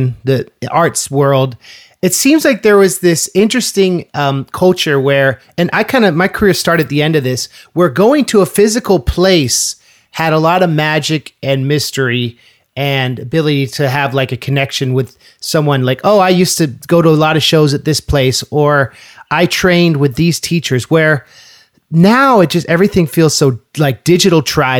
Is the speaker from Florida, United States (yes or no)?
no; California, United States; moved away; also born or lived in East Coast; I'm from California. I moved to the East Coast